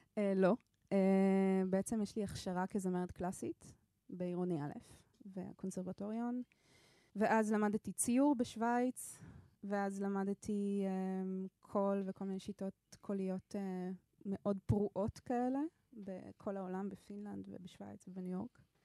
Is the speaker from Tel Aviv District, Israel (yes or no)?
yes; Ramat Gan, Tel Aviv District, Israel; also born or lived in Jerusalem / Switzerland / New York; now in Jaffa, Israel; נולדתי בירושלים, גדלתי ברמת גן, תל אביב